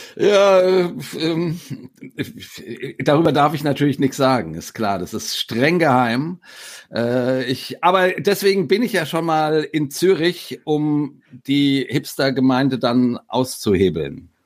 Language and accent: German; near Frankfurt, Hesse, Germany; ich komme aus der Nähe von Frankfurt